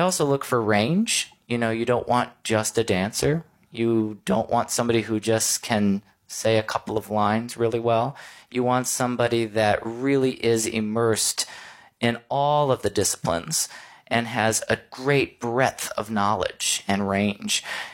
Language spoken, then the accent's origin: English; Michigan, United States; also born or lived in New York; now in Missouri, United States; I'm from Michigan. I went to school in Missouri. I moved to New York, and now I'm back in Missouri